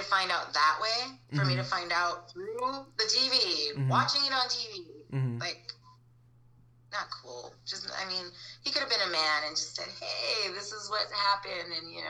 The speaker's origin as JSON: {"language": "English", "town": "Ontonagon", "region": "Michigan", "country": "United States", "tie": "born or raised there", "also_born_or_lived": "Baraga, Michigan", "said": "I'm from Upper Michigan. Okay. I was born and raised in, I was born in Ontonagon, Michigan. I lived in Toy Bola, Michigan, and I lived on a farm. So I was a farm girl."}